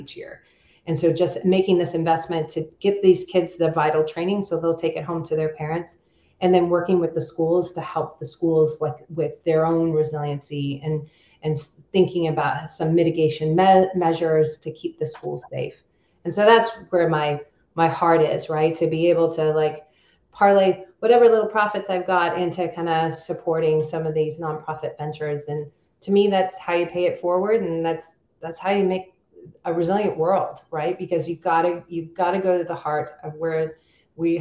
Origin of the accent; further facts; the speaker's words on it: California, United States; I'm from Native California girl.